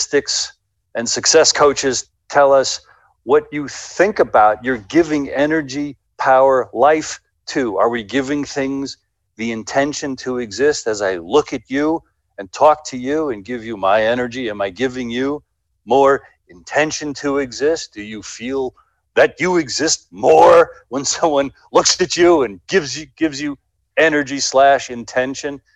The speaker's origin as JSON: {"language": "English", "country": "United States", "said": "I'm an American"}